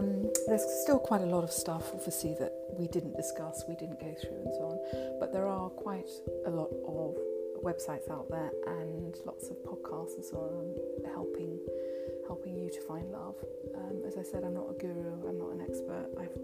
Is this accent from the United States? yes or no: no; southern England, United Kingdom; accent: southern England; It's a very southern England or British accent